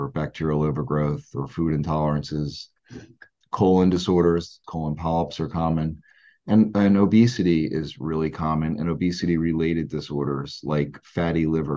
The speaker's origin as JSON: {"language": "English", "region": "New Jersey", "country": "United States", "tie": "born or raised there", "also_born_or_lived": "New York / Philadelphia", "said": "I grew up in South Jersey, where I currently reside, and have been pretty local my whole life."}